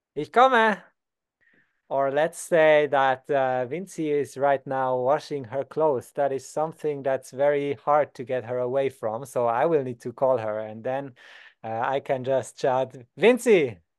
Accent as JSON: {"language": "English", "town": "Basel", "region": "Basel-Stadt", "country": "Switzerland", "said": "I'm from a city called Basel."}